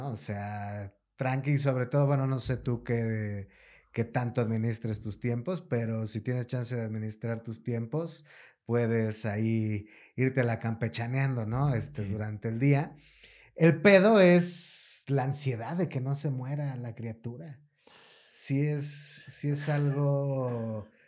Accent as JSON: {"language": "Spanish", "region": "Mexico City", "country": "Mexico"}